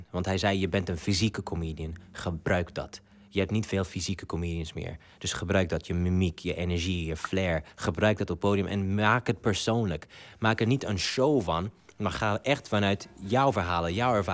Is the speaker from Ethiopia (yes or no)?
yes; Ethiopia; Ik ben Afrikaan. Ik ben in Afrika opgegroeid, in Ethiopië, dat is naast Somalië.